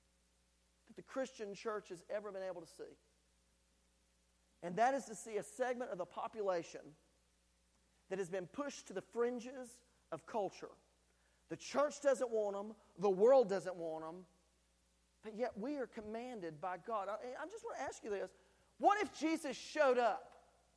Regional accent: North Carolina, United States; now in Tennessee, United States; the culture that I was raised in North Carolina

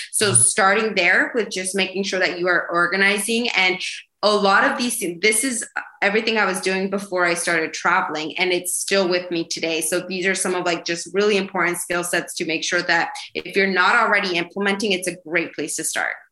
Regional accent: Idaho, United States; moved away as an adult; also born or lived in New York; I'm originally from from Idaho

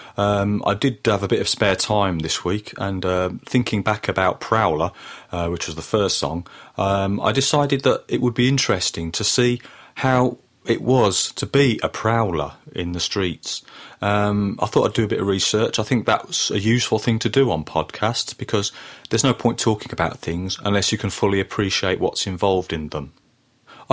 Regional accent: Birmingham, West Midlands, United Kingdom; when I was growing up in Birmingham in the 1980s

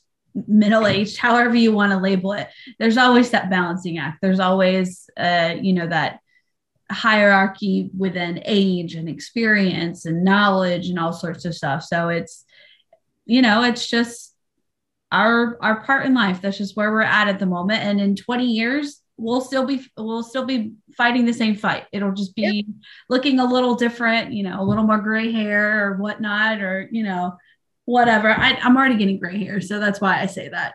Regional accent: the South, United States; moved away; I grew up in the South

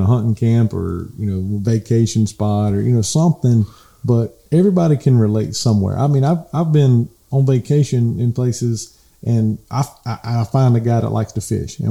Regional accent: South Georgia, United States; I'm from South Georgia

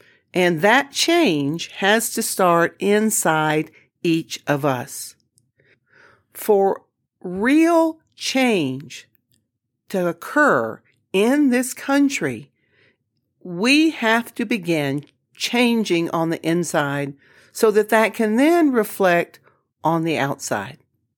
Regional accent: the South, United States; I certainly, throughout my life, have experienced discrimination as a woman, as a Southerner, you know, for all kinds of reasons.

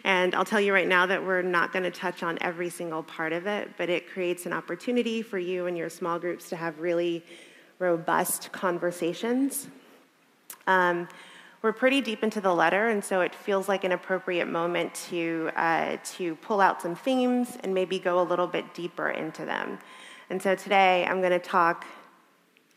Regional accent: the American South, United States; For a black woman growing up in the American South, going to church at a black church in the American South, suffering was a huge part of our theology

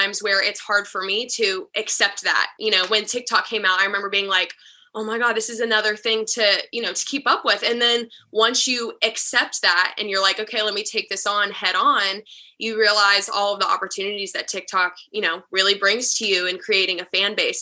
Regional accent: Charlotte, North Carolina, United States; moved away as an adult; now in Nashville, United States; I'm originally from Charlotte, North Carolina

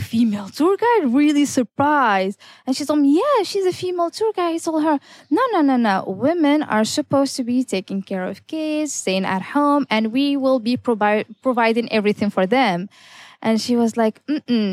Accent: Tetouan, Tanger-Tetouan-Al Hoceima, Morocco; also born or lived in Amsterdam, Netherlands; I am the only certified female tour guide here in my hometown, Tetouan

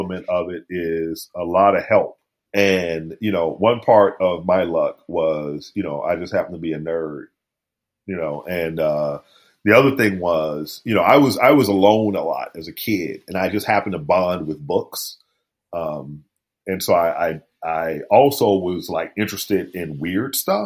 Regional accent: New Orleans, Louisiana, United States; that's my childhood. I was born in East New Orleans

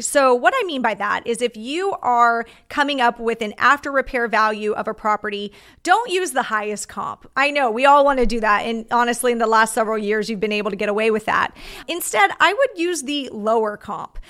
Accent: Orange County, California, United States; my hometown

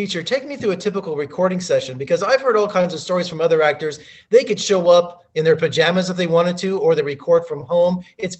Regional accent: Las Vegas, Nevada, United States; Well, I'm from the Las Vegas, you know, Las Vegas and the Mojave Desert.

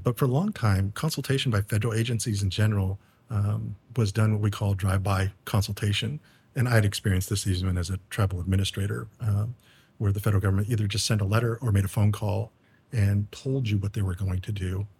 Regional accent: Umatilla Indian Reservation, Northeast Oregon, United States; moved away as an adult; also born or lived in Virginia Beach / Southwest Arizona; I come from the Confederate tribes, the Umatilla Indian Reservation in what is now Northeast Oregon

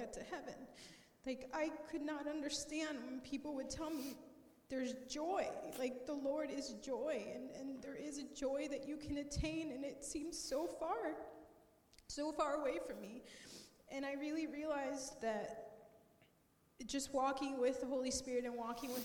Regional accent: Colombia; I grew up in Columbia

